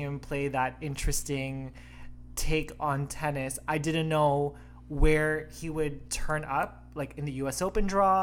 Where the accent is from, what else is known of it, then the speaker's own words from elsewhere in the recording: Canada; we are Canadians